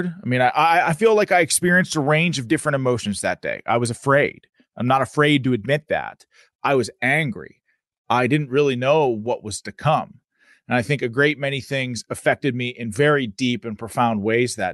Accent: Pittsburgh, Pennsylvania, United States; I was just a city kid from Pittsburgh. I was born in Oakland, moved out to a suburb, had a great life

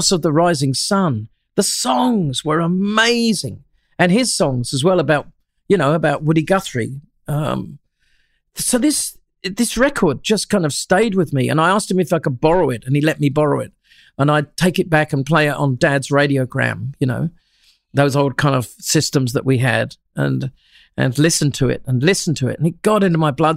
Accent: Shoreham-by-Sea, South East England, United Kingdom; moved away as an adult; now in Australia; Shoreham-by-Sea, a little town between Worthing and Brighton in Sussex, right on the English Channel

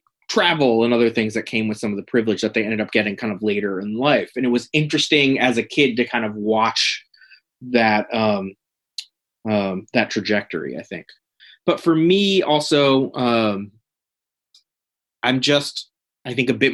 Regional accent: Connecticut, United States; also born or lived in Manhattan, New York; Mostly in Connecticut.

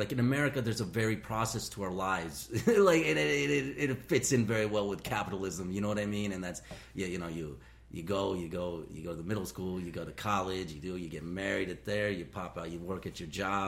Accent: Indiana, United States; now in Los Angeles, United States; I'm an Indian from Indiana

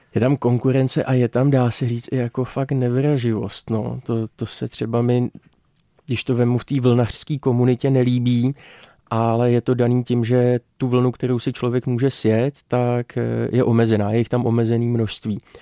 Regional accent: Czechia; jako Češi

